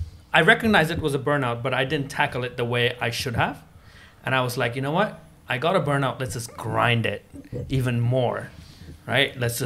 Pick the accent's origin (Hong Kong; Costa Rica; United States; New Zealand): Hong Kong; so growing up in Hong Kong, it's more of where people go like, okay, I'm going to work as much as I can